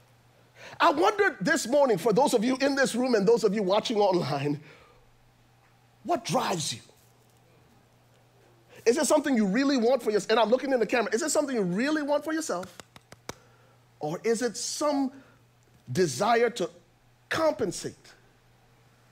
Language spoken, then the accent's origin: English; Liberia; I'm from Liberia